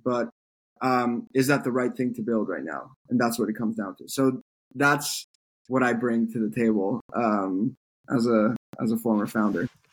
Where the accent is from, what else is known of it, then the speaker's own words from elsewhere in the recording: France; moved away as an adult; now in United States; I grew up in France. Uh, I moved to the U.S. for college